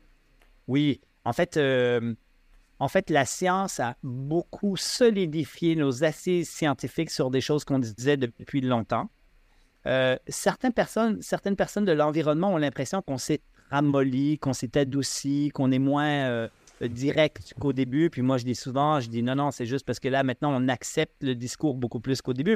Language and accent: French; Switzerland; now in Quebec, Canada; je suis suisse, là, quand même, d'origine